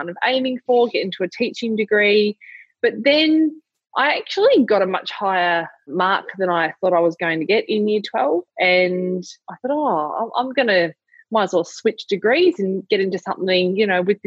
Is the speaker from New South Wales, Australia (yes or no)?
no; Lilydale, Victoria, Australia; also born or lived in Warburton; I was born in Lilydale, which is outer eastern suburbs of Melbourne, yeah, about 40 k's out of the CBD. Pretty standard childhood.